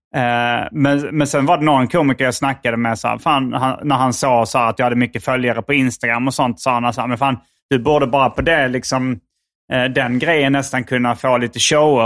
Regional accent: Sweden; jag är en svensk komiker

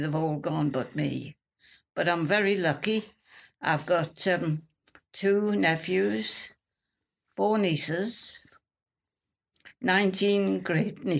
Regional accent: South Shields, North East England, United Kingdom; accent: Geordie; now in Peterborough, United Kingdom; I come from South Shields, County Durham. That's near Newcastle upon Tyne. I'm a Geordie.

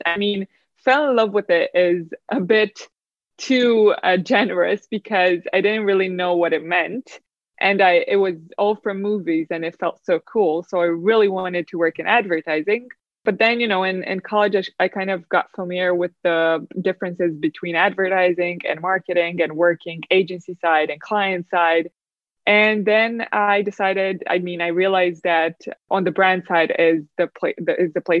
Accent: Romania; So I grew up in Romania, in a small-ish town from Romania

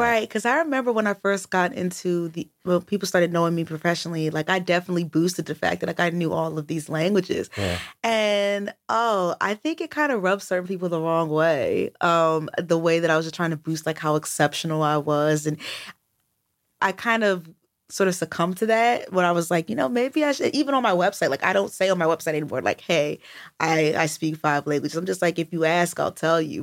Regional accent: United States; I'm American

